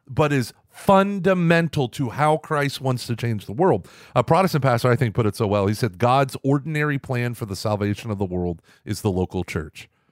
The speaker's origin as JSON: {"language": "English", "town": "Tulsa", "region": "Oklahoma", "country": "United States", "tie": "born or raised there", "said": "growing up in Oklahoma, in Tulsa, in that diocese"}